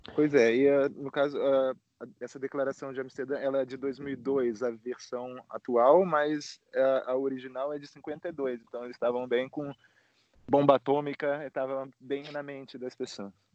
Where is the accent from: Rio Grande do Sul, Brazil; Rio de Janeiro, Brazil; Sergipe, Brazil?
Rio de Janeiro, Brazil; now in Bucharest, Romania; eu sou do Rio, mas moro aqui em Bucareste, na Romênia